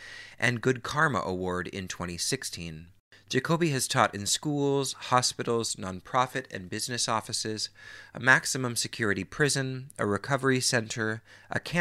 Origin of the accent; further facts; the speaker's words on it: near Seattle, the Northwest, Washington, United States; moved away as an adult; also born or lived in New York; I grew up in the Northwest and near Seattle